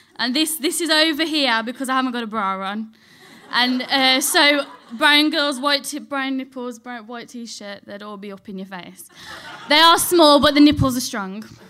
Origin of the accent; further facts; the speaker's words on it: Dudley, West Midlands, United Kingdom; I grew up in Dudley, so, like, near Birmingham.